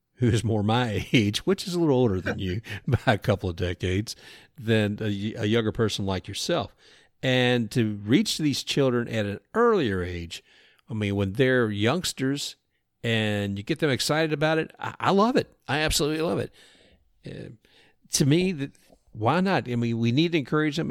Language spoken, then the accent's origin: English; Louisville, Kentucky, United States; growing up in Louisville